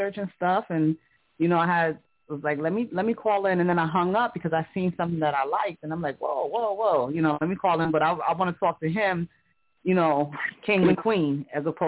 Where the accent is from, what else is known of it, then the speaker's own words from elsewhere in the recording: New York City, New York, United States; I'm from Harlem